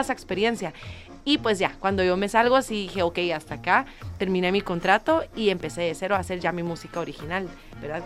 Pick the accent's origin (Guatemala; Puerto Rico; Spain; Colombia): Guatemala; soy de Guatemala, cantante y compositora